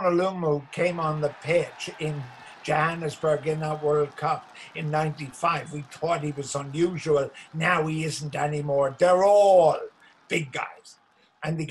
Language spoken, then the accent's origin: English; Ireland; as an Irishman